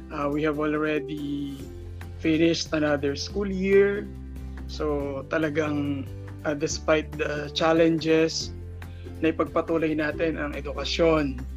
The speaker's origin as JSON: {"language": "Tagalog", "town": "San Jose", "region": "Central Luzon", "country": "Philippines", "tie": "born or raised there", "also_born_or_lived": "Muntinlupa City", "said": "I was born actually in Muntinlupa City, pero na, ni-raise, na-raise ako dito sa, dito na ako na-raise sa Nueva Ecija, San Jose City."}